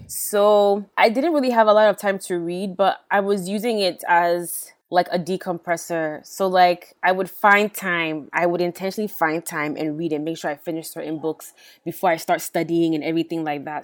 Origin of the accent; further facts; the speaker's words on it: United States; I'm an American by birth